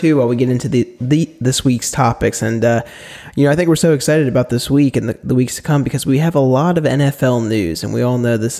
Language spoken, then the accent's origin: English; Florida, United States; Because we're both from Florida.